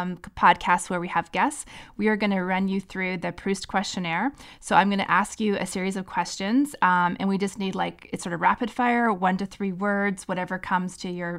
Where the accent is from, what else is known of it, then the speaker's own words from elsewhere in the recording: Canada; and I'm Canadian